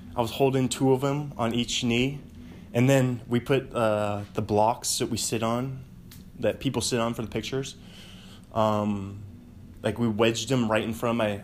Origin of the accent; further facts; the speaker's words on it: Bothell, Washington, United States; also born or lived in Pullman, Washington; the home I grew up in in Bothell, our home, my, the only home I ever new